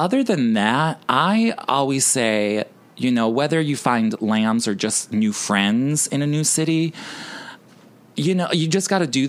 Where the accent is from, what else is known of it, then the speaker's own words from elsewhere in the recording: Chicago, Illinois, United States; my hometown, Chicago.